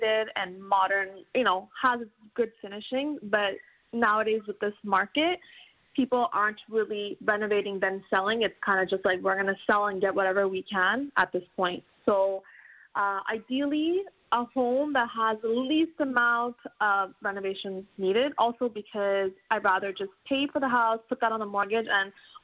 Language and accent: English; Montreal, Quebec, Canada; now in Vaudreuil, Canada; where I grew up in the West Island